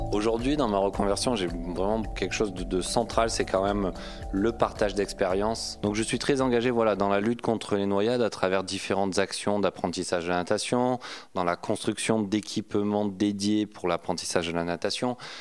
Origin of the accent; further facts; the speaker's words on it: Aubagne, Provence-Alpes-Côte d'Azur, France; accent: southern; C'était euh, à Aubagne, à côté de Marseille, le pays de Marcel Pagnol. Donc euh, d'où cet accent apparemment, la garrigue et la bonne nourriture du sud.